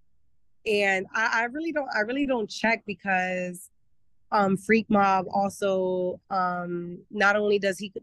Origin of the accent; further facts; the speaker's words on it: Pennsylvania, United States; now in Miami, United States; I grew up in Pennsylvania.